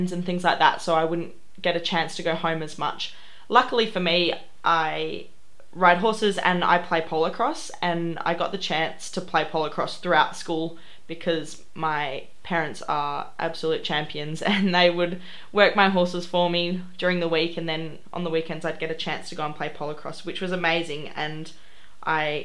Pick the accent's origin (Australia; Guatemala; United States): Australia; Kojonup, Western Australia; moved away; I've grown up in a town called Cogenup